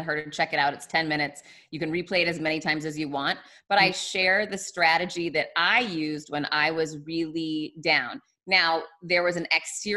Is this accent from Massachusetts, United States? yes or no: yes; Boston, Massachusetts, United States; moved away; I'm from Boston originally